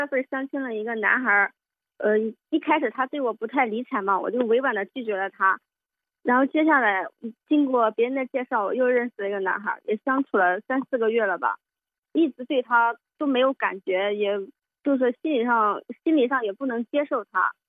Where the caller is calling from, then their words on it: Xinyang, Henan, China; 我是来自河南信阳的听友